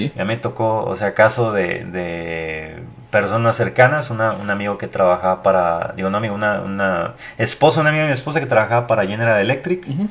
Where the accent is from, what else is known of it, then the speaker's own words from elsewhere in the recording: Mexico; mi país